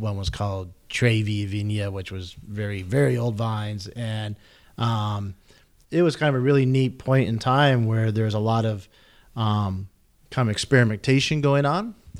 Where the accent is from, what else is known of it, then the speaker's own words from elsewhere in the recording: Jackson, Wyoming, United States; my hometown, Jackson Hole